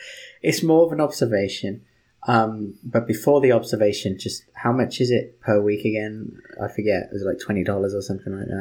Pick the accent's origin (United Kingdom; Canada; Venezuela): United Kingdom; I'm British